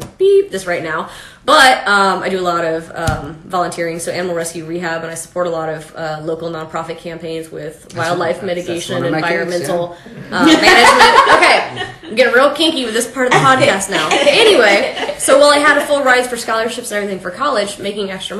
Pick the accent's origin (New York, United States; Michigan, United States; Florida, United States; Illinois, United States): Florida, United States; St. Petersburg, or in Pasco; I grew up in Florida, St. Petersburg, or in Pasco, really, in that area.